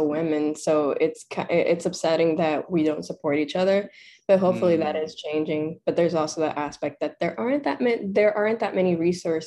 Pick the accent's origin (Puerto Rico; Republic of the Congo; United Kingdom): Puerto Rico; I grew up in Puerto Rico, so I vivi in Puerto Rico, but I went to an English school